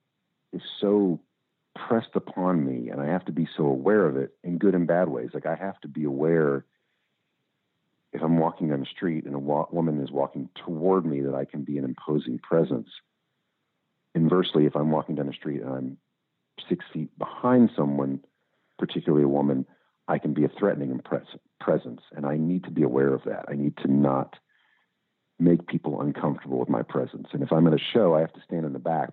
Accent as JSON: {"language": "English", "town": "Louisville", "region": "Kentucky", "country": "United States", "tie": "born or raised there", "said": "I grew up in Louisville"}